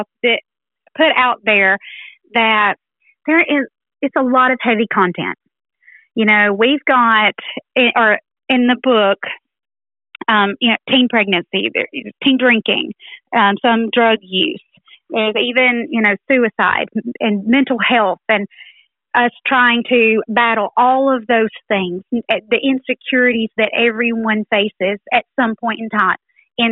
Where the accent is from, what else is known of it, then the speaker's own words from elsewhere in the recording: Haleyville, Alabama, United States; I'm from Haleyville, Alabama.